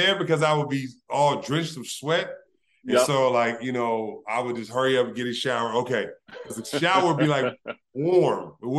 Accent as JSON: {"language": "English", "region": "California", "country": "United States", "said": "I'm from California, negative 5 is cold"}